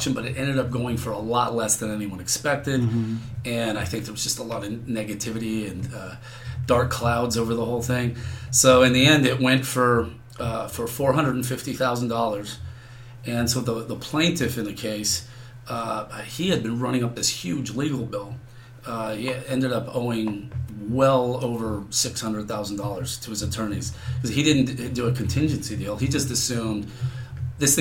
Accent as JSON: {"language": "English", "area": "Bay Area", "region": "California", "country": "United States", "said": "I'm from the Bay Area"}